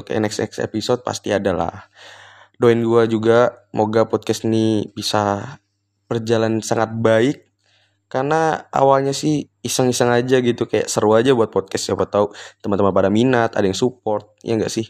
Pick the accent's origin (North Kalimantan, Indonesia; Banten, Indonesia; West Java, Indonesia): North Kalimantan, Indonesia; Tarakan; bingung nih kalau di daerah aku Tarakan tuh kayak nggak biasa banget ngomong gua gua gitu jadi biasanya aku kamu gitu